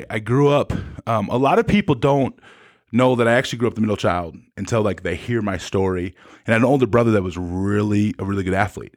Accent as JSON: {"language": "English", "region": "South Dakota", "country": "United States", "said": "I was from South Dakota, and they didn't think people from South Dakota could play football"}